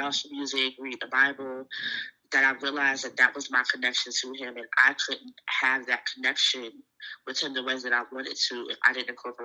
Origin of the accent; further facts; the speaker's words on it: Virginia, United States; I can only speak for where I'm raised, and I feel like Virginia in total is a very spiritual place